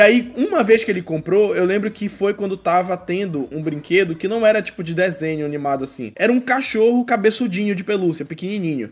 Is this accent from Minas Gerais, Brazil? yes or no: no; Belém, Pará, Brazil; aqui em Belém, é, a gente é daqui de Belém